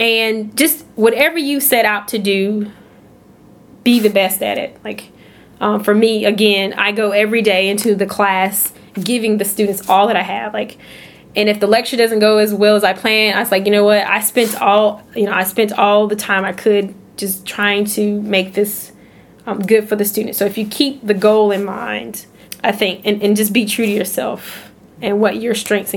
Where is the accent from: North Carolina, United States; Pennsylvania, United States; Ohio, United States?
North Carolina, United States; I'm from North Carolina. I wanted to come to grad school in North Carolina.